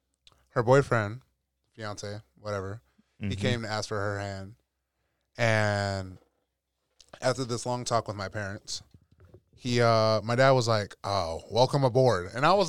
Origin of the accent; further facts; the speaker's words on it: West Coast, United States; I'm from the West Coast